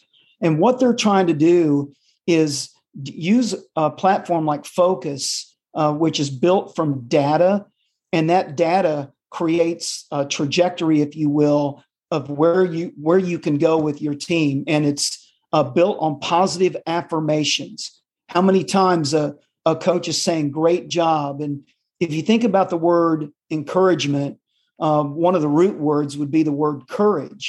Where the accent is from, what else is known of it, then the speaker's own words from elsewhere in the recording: New Castle, Indiana, United States; moved away as an adult; now in Nashville, United States; I grew up in Indiana, a couple hours from Cincinnati